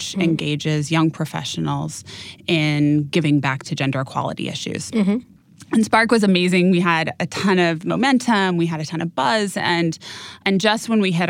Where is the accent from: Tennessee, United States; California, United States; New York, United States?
California, United States; Napa; I was raised in Napa.